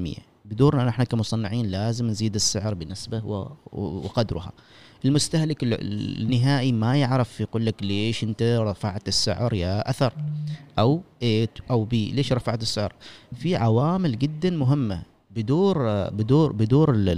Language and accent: Arabic; Oman; انا كعماني